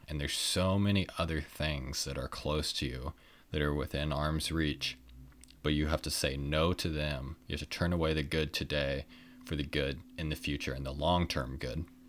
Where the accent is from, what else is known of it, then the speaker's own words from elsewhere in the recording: Kansas City, United States; I was from Kansas City